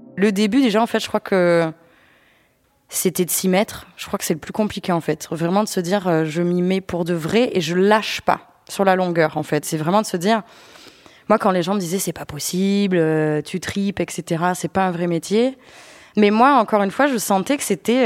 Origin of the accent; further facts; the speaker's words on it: Avignon, Provence-Alpes-Côte d'Azur, France; moved away as an adult; now in Paris, France; chez moi à Avignon